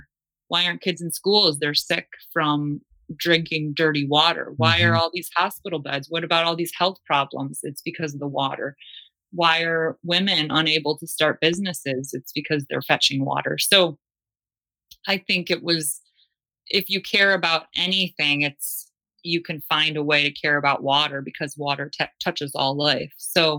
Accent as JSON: {"language": "English", "region": "Great Lakes", "country": "United States", "tie": "born or raised there", "said": "And I'm born and raised on the Great Lakes, so water was something I always took for granted."}